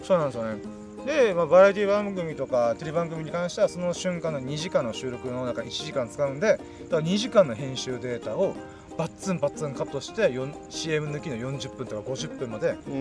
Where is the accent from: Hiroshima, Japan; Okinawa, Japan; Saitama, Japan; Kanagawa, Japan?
Okinawa, Japan; Ginowan; 僕の地元にある、えーと、米浜って美味しいそば屋さんがあってあの、普天間中学校の向かいにあるそば屋さん